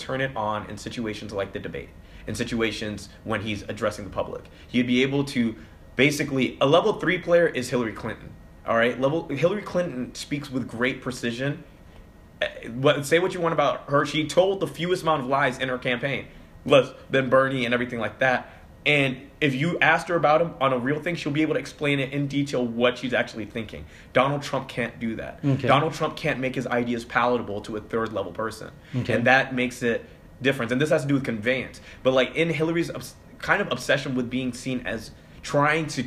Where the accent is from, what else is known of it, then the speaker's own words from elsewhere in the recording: Hong Kong; moved away; also born or lived in London; I was born in London, raised in Hong Kong